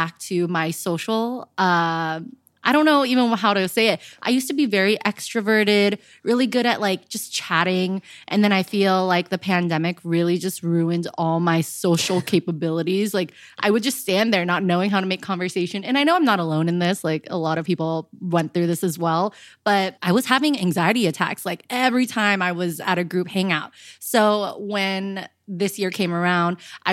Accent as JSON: {"language": "English", "town": "Miami", "region": "Florida", "country": "United States", "also_born_or_lived": "Chicago", "moved": "yes"}